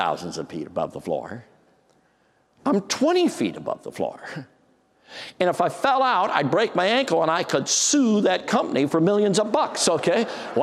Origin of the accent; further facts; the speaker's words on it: Chicago, Illinois, United States; I grew up in Chicago